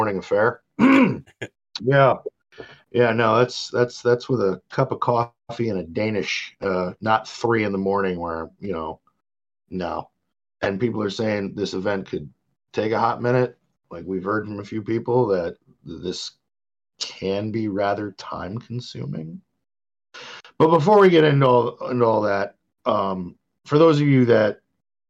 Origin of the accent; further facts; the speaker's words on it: upstate New York, United States; I'm an upstate New Yorker.